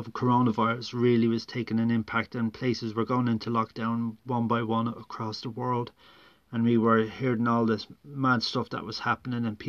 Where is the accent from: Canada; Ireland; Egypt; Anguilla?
Ireland; Dublin, Leinster; growing up in Ireland during the Troubles